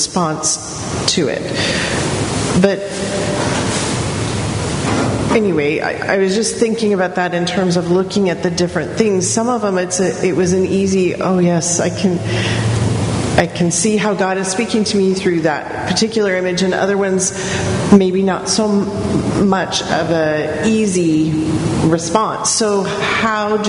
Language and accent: English; United States; growing up in America